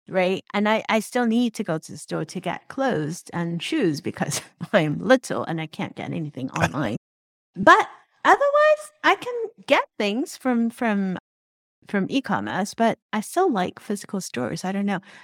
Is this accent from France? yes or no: no; Hong Kong; moved away; also born or lived in Troy, New York (RPI); I grew up in Hong Kong